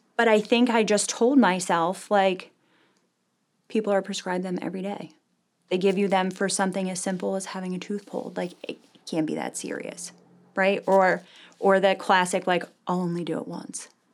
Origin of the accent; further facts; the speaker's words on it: Medford, New Jersey, United States; I wasn't born in New Jersey, but I was raised in Medford, New Jersey.